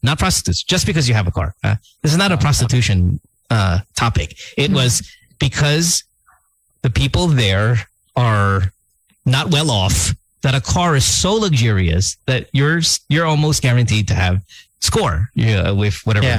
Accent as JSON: {"language": "English", "town": "Manila", "region": "Metro Manila", "country": "Philippines", "said": "I'm from Manila"}